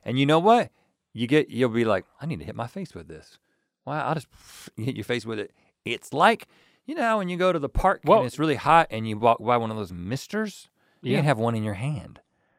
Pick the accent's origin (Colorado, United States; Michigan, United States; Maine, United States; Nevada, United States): Colorado, United States; I'm from Colorado.